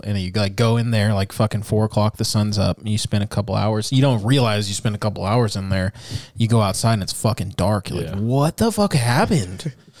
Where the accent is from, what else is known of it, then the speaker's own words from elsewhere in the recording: California, United States; I grew up in California